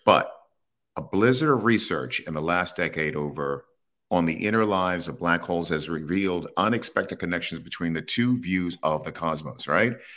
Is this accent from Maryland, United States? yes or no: yes; Baltimore, Maryland, United States; I grew up in Baltimore